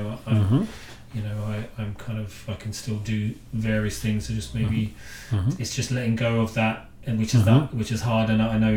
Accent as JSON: {"language": "English", "town": "Cambridge", "region": "East of England", "country": "United Kingdom", "tie": "born or raised there", "also_born_or_lived": "Galway, Ireland", "moved": "as an adult", "lives_now": "Kerry, Ireland", "said": "I grew up in England, in Cambridge, moved over when I was about 24 to Galway"}